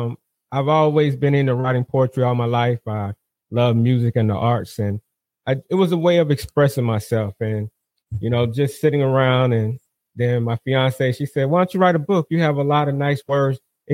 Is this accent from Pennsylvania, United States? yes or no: no; South Carolina, United States; now in North Carolina, United States; I'm originally from South Carolina. I'm hailing out of North Carolina currently right now. Military brat.